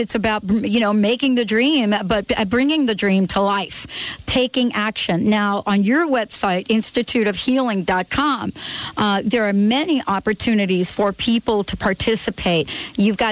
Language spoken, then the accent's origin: English; New York City, New York, United States; born or raised there